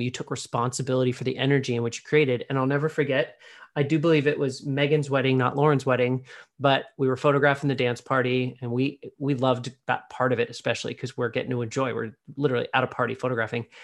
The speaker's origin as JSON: {"language": "English", "town": "Pittsburgh", "region": "Pennsylvania", "country": "United States", "tie": "born or raised there", "moved": "yes", "said": "I was born in Pittsburgh, I don't really spend a lot of time on the East Coast since having left"}